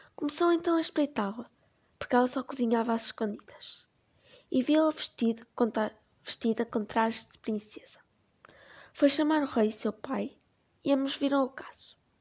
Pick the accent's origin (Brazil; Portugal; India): Portugal; tenho 13 anos e sou portuguesa